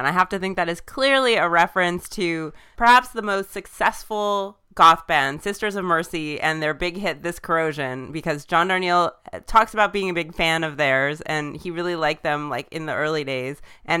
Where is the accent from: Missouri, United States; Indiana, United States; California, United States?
California, United States; Southern; And I also am from Southern California, and he's a few years older than me, but not much.